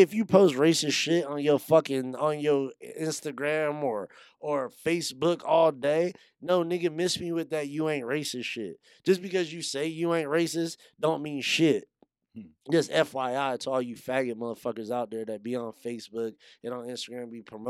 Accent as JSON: {"language": "English", "town": "Yuma", "region": "Arizona", "country": "United States", "tie": "born or raised there", "said": "I grew up in Yuma. I went to high school in Yuma."}